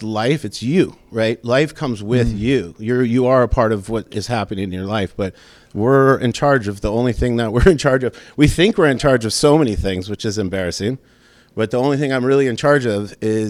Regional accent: North Shore of Oahu, Hawaii, United States; also born or lived in Los Angeles, California / Sacramento, California; I got to move to the North Shore of Oahu when I was a little kid

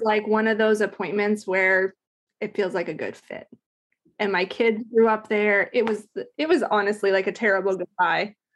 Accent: Alaska, United States; also born or lived in Ohio; we moved up there when I was, like, nine. So I spent, like, a ton of time in Alaska

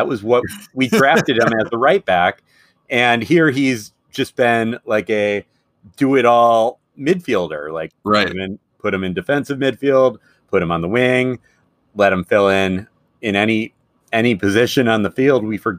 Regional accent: Midwest, United States; And, you know, being a Midwesterner, even more than being a Northerner. We don't worry about hurricanes at all, right?

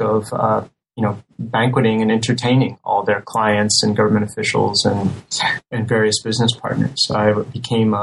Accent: United States; as an American

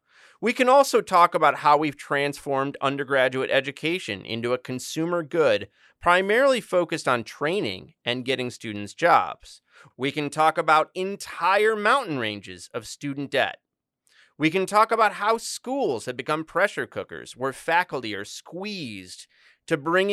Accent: Joliet, Illinois, United States; I'm from the Chicagoland. I was born in Joliet, Illinois, so I'll be asking you a lot about Chicago.

